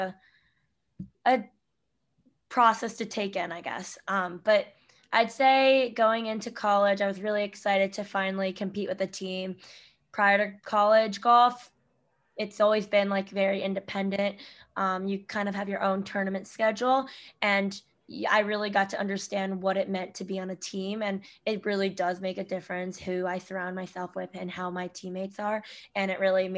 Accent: Solon, Ohio, United States; moved away as an adult; now in New York, United States; growing up in Ohio

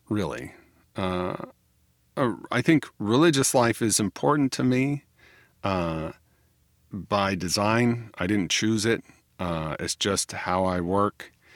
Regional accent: United States; I am an American

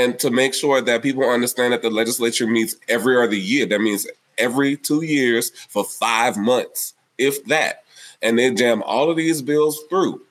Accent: New Orleans, Louisiana, United States; my hometown of New Orleans

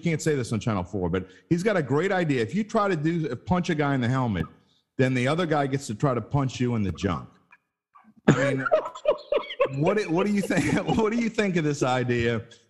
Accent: West Bank, Louisiana, United States; I'm from the West Bank.

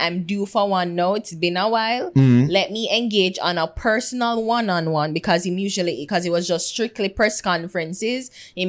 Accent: Dayton, Ohio, United States; I'm a middle class person. I grew up in Dayton.

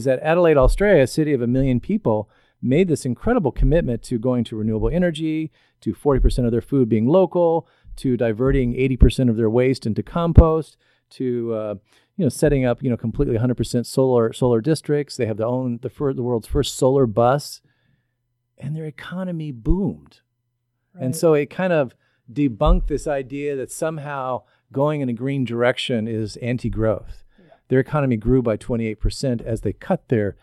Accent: Southern Illinois, United States; I come from Southern Illinois in the coal fields. My family were coal miners

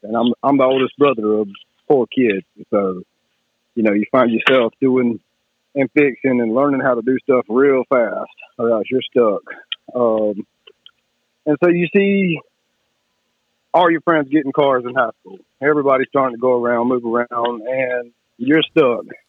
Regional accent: Kershaw, South Carolina, United States; also born or lived in Camden, South Carolina; Kershaw, South Carolina. And I've been all over the state and lived a little bit all over the state, but back in my hometown

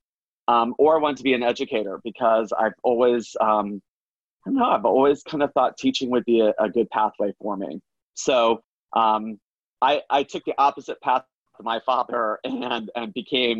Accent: Orlando, Florida, United States; I grew up in Florida. I grew up in Orlando, actually, not too far away from Disney World

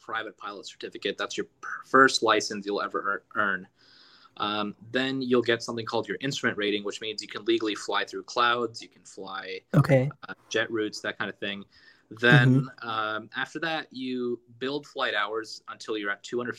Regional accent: United States; also born or lived in Los Angeles, California; I'm American. I'm an American citizen

